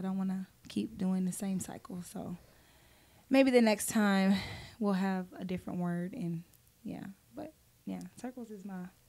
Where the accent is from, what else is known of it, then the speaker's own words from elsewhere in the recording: Cedartown, Georgia, United States; He's from my hometown, which is Cedartown, Georgia.